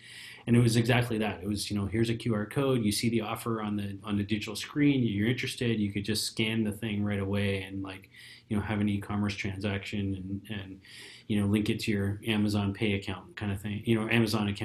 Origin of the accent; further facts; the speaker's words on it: Canada; we're Canadian and we're all about hockey.